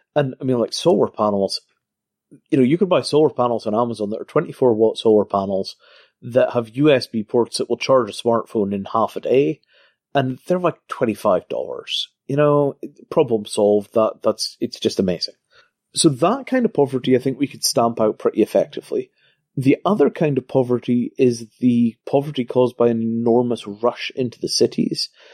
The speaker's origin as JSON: {"language": "English", "region": "Scotland", "country": "United Kingdom", "tie": "born or raised there", "said": "I grew up in Scotland before the invention of racism"}